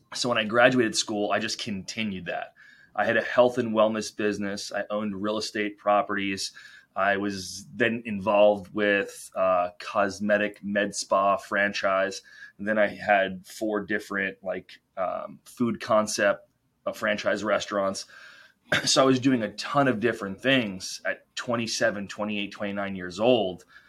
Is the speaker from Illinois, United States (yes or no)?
no; New York, United States; We, we grew up in New York